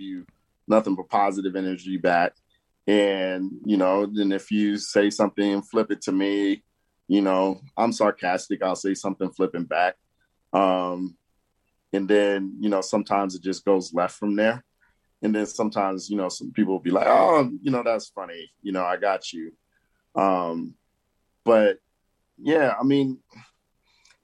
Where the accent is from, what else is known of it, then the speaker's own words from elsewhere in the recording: New York City, New York, United States; moved away; I grew up in Brooklyn, New York.